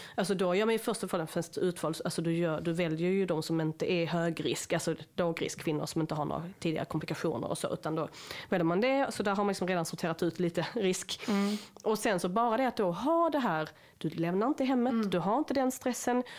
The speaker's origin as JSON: {"language": "Swedish", "country": "Sweden", "said": "som svenskar"}